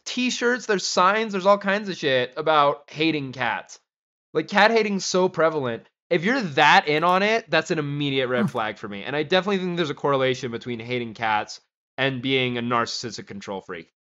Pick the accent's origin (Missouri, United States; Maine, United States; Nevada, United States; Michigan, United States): Nevada, United States; Gardnerville; where I grew up in Gardnerville, like, at Lampy Park